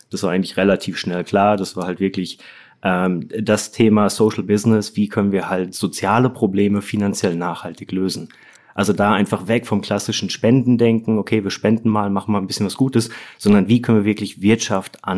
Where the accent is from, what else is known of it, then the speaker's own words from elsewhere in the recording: Bochum, North Rhine-Westphalia, Germany; now in Munich, Germany; vielleicht vorweg gar nicht äh, gebürtiger Münchener, sondern Wahlmünchener. Ich komme ursprünglich aus dem Ruhrport, aus Bochum.